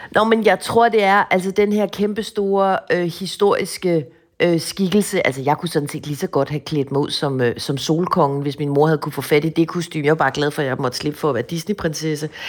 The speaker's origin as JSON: {"language": "Danish", "town": "Hvidovre", "region": "Capital Region of Denmark", "country": "Denmark", "tie": "born or raised there", "said": "hjemme i Hvidovre"}